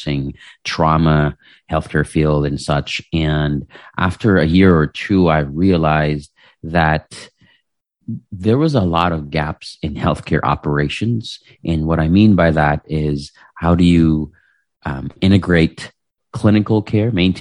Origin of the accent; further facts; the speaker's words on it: Philippines; English is a second language; moved away as an adult; also born or lived in Chicago; now in United States; I was born and raised in the Philippines back in the 80s.